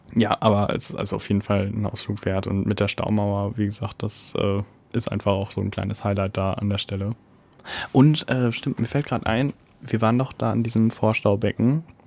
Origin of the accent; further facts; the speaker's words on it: Detmold / Bad Salzuflen area, North Rhine-Westphalia, Germany; In meiner Heimatstadt